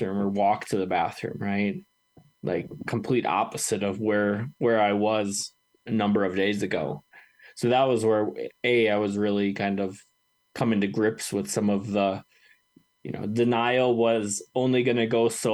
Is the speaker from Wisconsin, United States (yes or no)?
yes; Wisconsin, United States; now in Colorado, United States; my home state of Wisconsin